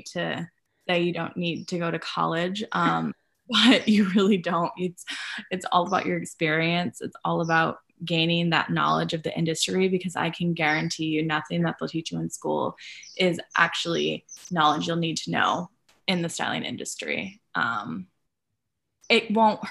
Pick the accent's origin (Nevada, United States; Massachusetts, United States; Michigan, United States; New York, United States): Michigan, United States; Grand Rapids; moved away; I'm from Michigan originally. I'm from Grand Rapids. And at the time I was in high school